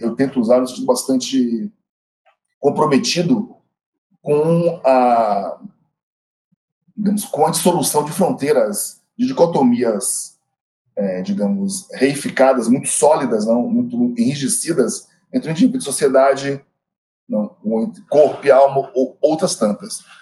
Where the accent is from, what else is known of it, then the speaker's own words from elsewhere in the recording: Bahia, Brazil; eu sou baiano